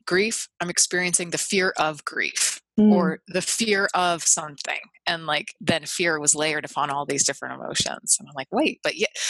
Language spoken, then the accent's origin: English; Northeast, United States; I'm from the Northeast, where it's like puritanical values